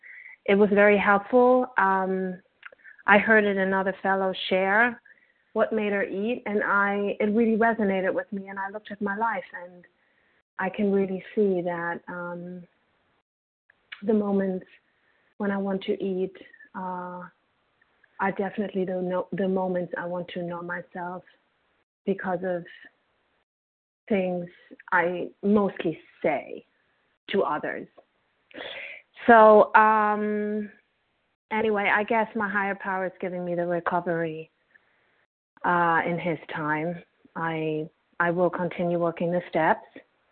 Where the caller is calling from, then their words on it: New York City, New York, United States; Hi, I'm calling from Brooklyn, New York.